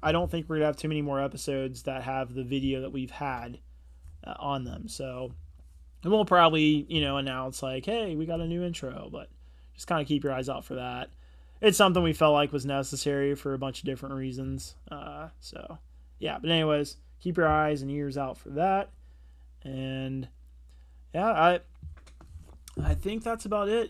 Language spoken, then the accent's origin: English; Cincinnati, Ohio, United States; we're from Cincinnati, Ohio